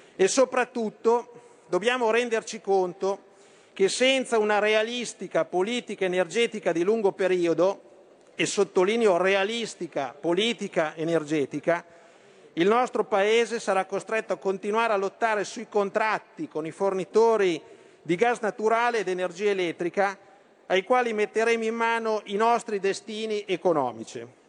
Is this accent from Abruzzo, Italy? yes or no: no; Lombardy, Italy; Da Lombardo e da Leghista